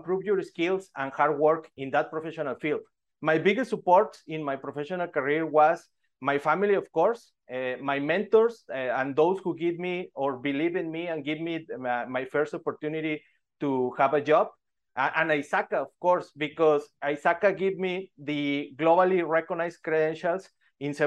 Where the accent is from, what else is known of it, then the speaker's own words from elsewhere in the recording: Monterrey, Nuevo León, Mexico; I am from Mexico, from Monterrey, Mexico